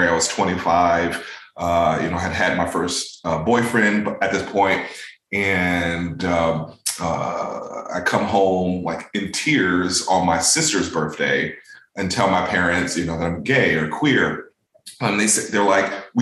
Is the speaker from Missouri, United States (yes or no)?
no; Buffalo, New York, United States; now in Boston, United States; I grew up in Buffalo, New York, lived in like our nuclear family and extended family was pretty close.